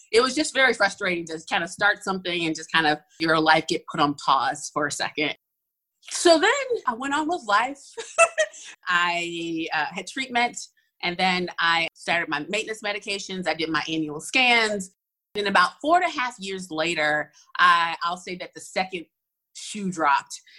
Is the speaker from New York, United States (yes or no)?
no; Atlanta, Georgia, United States; I am originally from Atlanta. So I'm at one of those few Atlanta natives